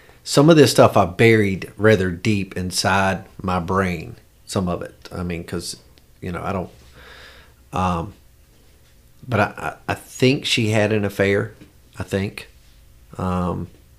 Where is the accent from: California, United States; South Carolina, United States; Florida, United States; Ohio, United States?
South Carolina, United States; York; also born or lived in Charleston, South Carolina; I grew up in York, South Carolina.